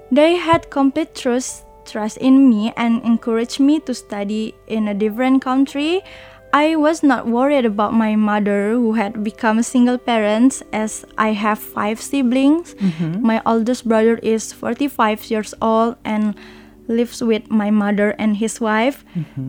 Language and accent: English; Bengkulu, Indonesia; moved away as an adult; now in Taiwan; I was born in a village in Bengkulu